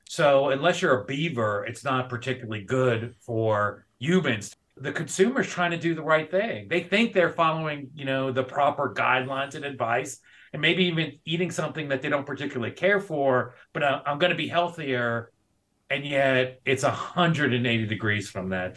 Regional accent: New York City, New York, United States; moved away as an adult; also born or lived in Georgia / North Carolina; now in Montana, United States; I am originally from South Bronx, New York. So I'm an original native New Yorker, kind of grew up on the East Coast.

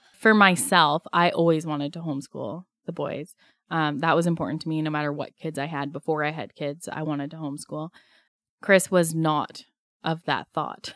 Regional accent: Strathmore, Alberta, Canada; now in Pender Island, Canada; I grew up in southern Alberta in a small town called Strathmore

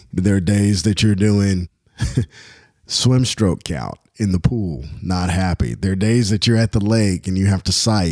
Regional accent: Louisville, Kentucky, United States; born or raised there

